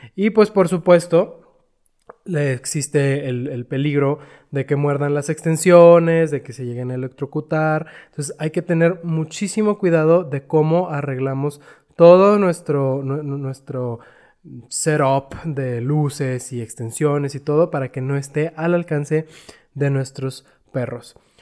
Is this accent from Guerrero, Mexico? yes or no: no; Chihuahua, Mexico; moved away; yo soy de Chihuahua y allá en Chihuahua pues todos tenemos calefacción